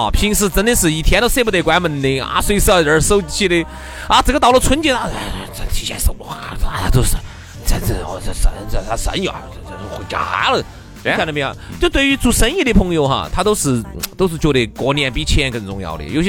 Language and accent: Chinese; China; 这个财富在哪儿哈？它让我们中国人能够每年能够自我反省一次。